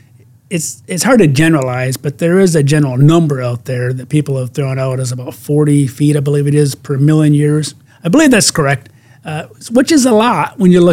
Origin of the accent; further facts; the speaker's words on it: Michigan, United States; my home state of Michigan